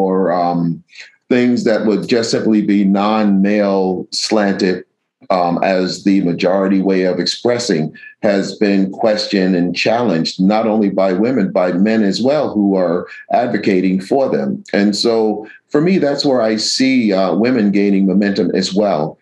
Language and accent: English; New York City, New York, United States; the church where I grew up in Mott Haven Reformed Church in the Bronx